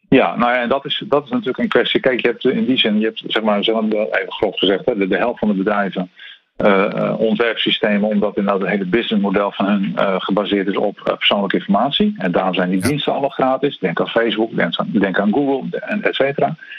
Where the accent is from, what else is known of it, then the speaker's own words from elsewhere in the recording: Netherlands; wij als Nederlanders